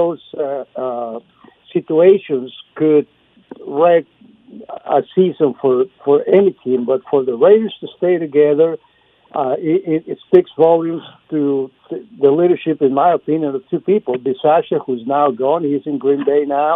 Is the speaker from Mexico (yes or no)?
yes; Torreón, Coahuila, Mexico; now in Austin, United States; my hometown in Mexico